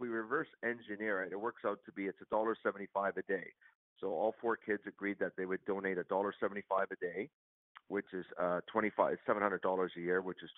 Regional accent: Mississauga, Ontario, Canada; I grew up in Mississauga, just west of Toronto.

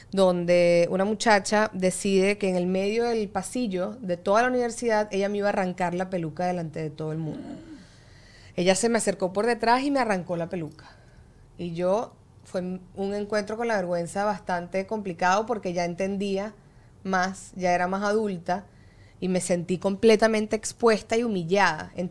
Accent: Venezuela; Yo mi adolescencia la viví en Venezuela, que está el estándar de belleza mucho más inculcado.

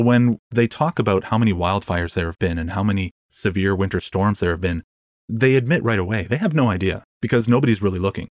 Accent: Canada; I'm Canadian.

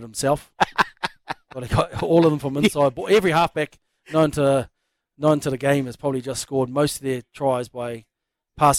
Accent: New Zealand; I'm from New Zealand

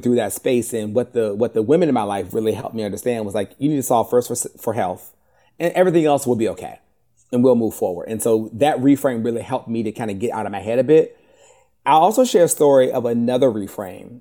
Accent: Richmond, Virginia, United States; I'm from Richmond, Virginia

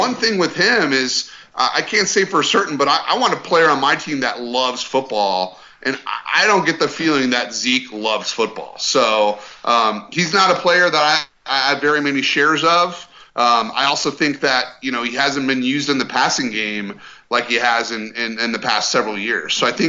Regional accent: Colorado, United States; now in Dallas, United States; And the main reason is I'm from Colorado.

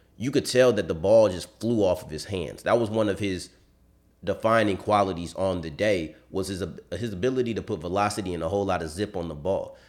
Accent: Texas, United States; I'm from Texas

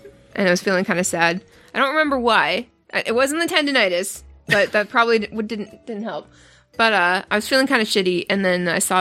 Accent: Canada; I'm Canadian

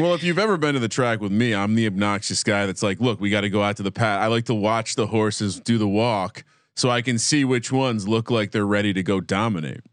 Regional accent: New Jersey, United States; growing up in Jersey

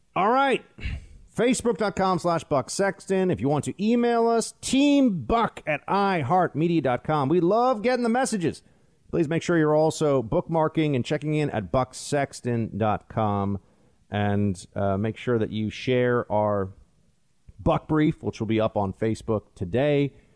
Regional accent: New York, United States; I'm from New York

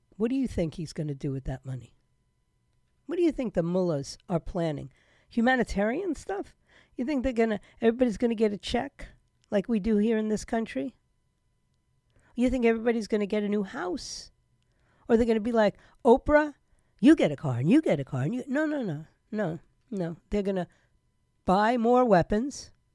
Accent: New York City, New York, United States; my hometown of New York City

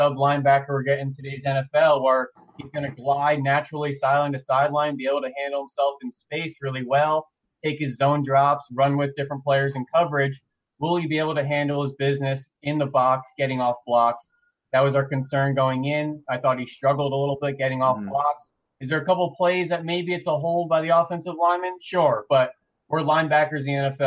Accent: North Pennsylvania, United States; also born or lived in South New Jersey; now in New Jersey, United States; being out here in South New Jersey, growing up in North Pennsylvania

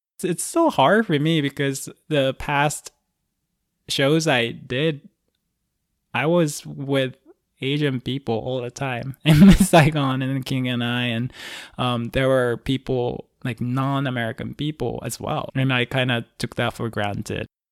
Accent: Osaka, Japan; moved away; I'm from Osaka, Japan originally

